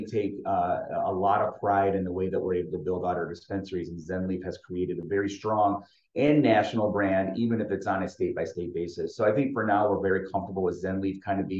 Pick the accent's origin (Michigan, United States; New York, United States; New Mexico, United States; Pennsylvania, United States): Michigan, United States; I'm from Michigan. I'm a homer for the state